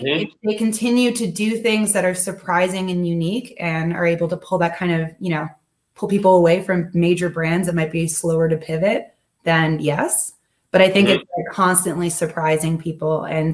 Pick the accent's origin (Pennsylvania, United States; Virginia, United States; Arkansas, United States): Arkansas, United States; also born or lived in Georgia; I lived in Georgia and also Arkansas.